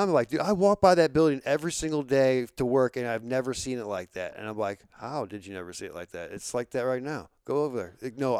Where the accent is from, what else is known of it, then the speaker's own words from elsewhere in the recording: Florissant, Missouri, United States; Like I don't know anything about our like the downtown St. Louis. I'm from North County. I'm from Florissant, and I like the only time I ever started going downtown is when I had a job down there.